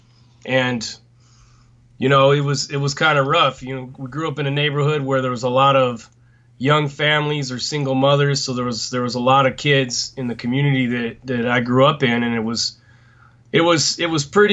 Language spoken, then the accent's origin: English; Los Angeles, California, United States; also born or lived in North Orange County; I was born and raised in Southeast Los Angeles